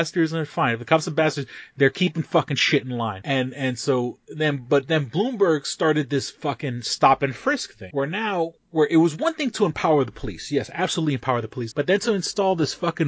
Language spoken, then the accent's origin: English; New York City, New York, United States; I grew up in New York City before Rudy Giuliani.